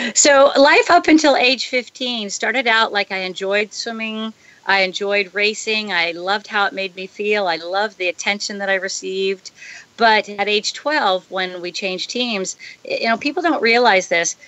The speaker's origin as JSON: {"language": "English", "town": "San Diego", "region": "California", "country": "United States", "tie": "born or raised there", "moved": "as an adult", "lives_now": "Hawaii, United States", "said": "growing up in San Diego"}